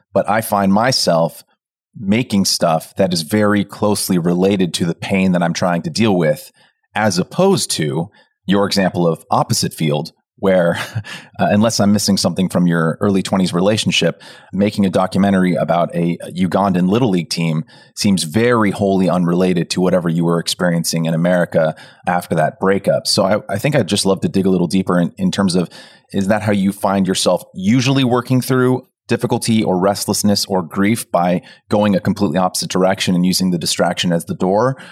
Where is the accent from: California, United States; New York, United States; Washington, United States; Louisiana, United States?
California, United States; Pleasanton; moved away as an adult; moving from my hometown of Pleasanton to college